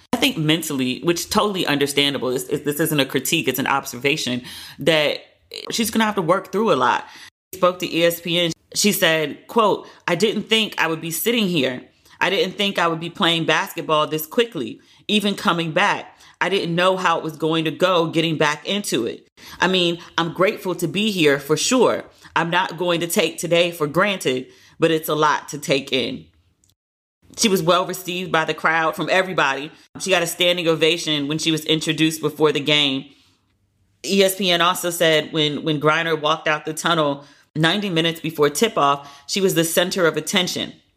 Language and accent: English; United States; also born or lived in Cape Town, South Africa; now in London, United Kingdom; as an American